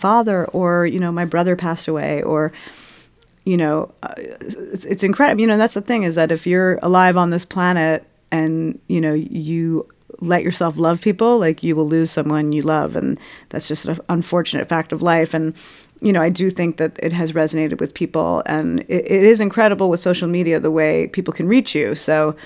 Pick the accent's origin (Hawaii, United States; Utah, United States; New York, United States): New York, United States; New York City; I'm from Brooklyn